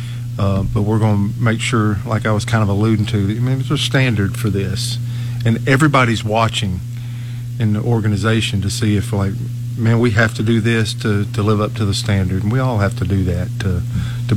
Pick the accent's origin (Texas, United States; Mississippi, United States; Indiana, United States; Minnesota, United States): Mississippi, United States; Amory; I played for Glen Farms in Amory, Mississippi, to give a shout-out back to my hometown